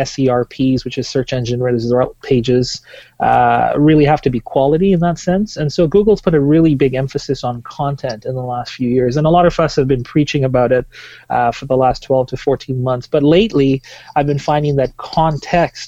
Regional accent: Tanzania; moved away as an adult; now in Vancouver, Canada; I am originally from Tanzania, East Africa. I moved here about 11 years ago

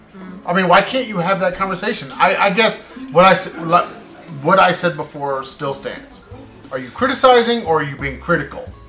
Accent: United States; I'm American

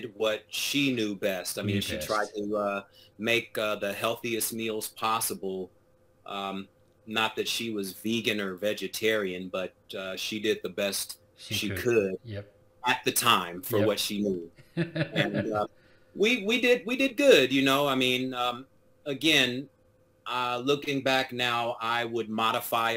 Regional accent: Long Beach, California, United States; now in Downey, United States; I grew up in Long Beach, California

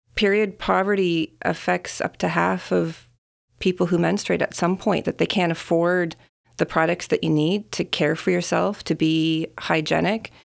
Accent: Saskatchewan, Canada; moved away; I was born and I grew up in Saskatchewan

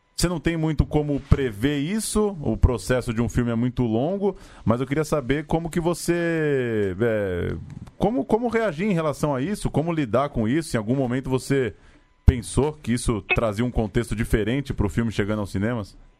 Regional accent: São Paulo, Brazil; a gente é aqui de São Paulo

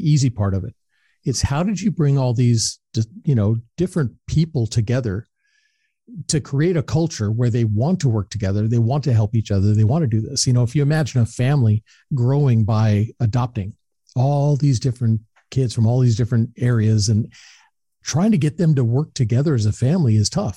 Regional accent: Southern California, United States; I grew up in Southern California

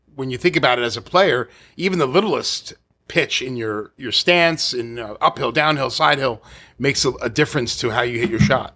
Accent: New York City, New York, United States; I grew up in Staten Island, so it was all New York City public courses

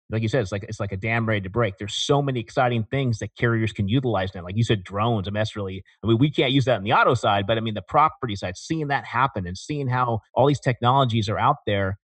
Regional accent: Porterville, California, United States; I was in Central California. I came from, uh, a town called Porterville, which is, uh, in between Fresno and Bakersfield.

